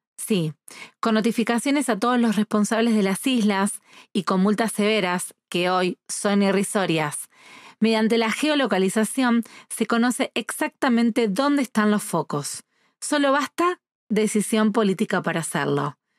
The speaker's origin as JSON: {"language": "Spanish", "town": "Rosario", "region": "Santa Fe", "country": "Argentina", "said": "desde Rosario, Argentina"}